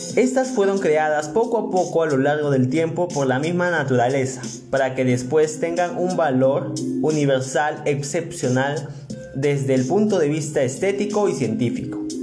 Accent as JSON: {"language": "Spanish", "country": "Peru", "said": "nos representa como peruanos y peruanas"}